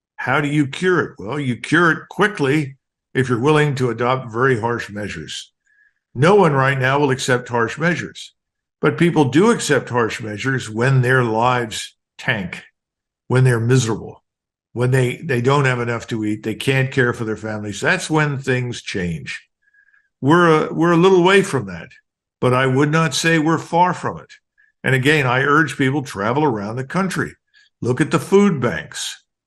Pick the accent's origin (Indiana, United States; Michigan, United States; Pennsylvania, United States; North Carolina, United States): Pennsylvania, United States; Philadelphia; moved away; I grew up in North Philadelphia